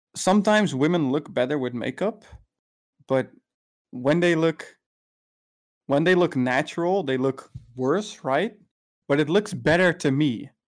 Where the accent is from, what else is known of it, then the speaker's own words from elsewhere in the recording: Netherlands; I'm from the Netherlands